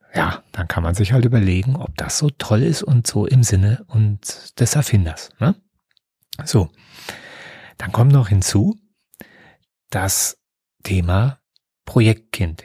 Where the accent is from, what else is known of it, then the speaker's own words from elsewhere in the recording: Germany; bei uns in Deutschland